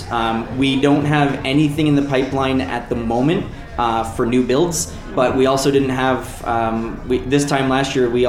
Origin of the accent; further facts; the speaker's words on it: Waterloo, Ontario, Canada; I'm originally from Ontario in Canada, uh, in, a, in a town called Waterloo. It's about an hour from Toronto, so most of your listeners probably know Toronto. So I'm about an hour from there.